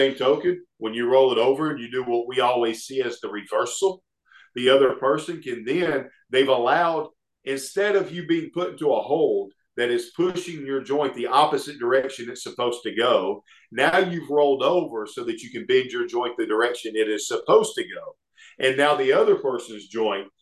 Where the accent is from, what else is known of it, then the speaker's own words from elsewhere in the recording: Oxford, Alabama, United States; Oxford, Alabama, which is my hometown